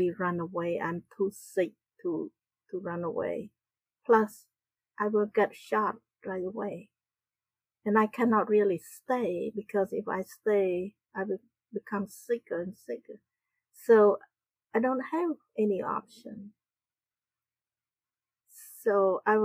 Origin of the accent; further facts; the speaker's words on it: Battambang, Cambodia; moved away; also born or lived in Phnom Penh; I grew up in Cambodia in a small town.